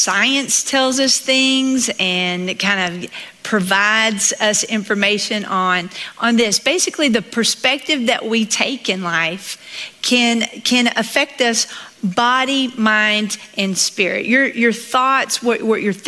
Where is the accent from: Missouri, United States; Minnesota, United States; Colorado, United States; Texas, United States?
Texas, United States; Southeast; accent: Southern; I grew up in Southeast Texas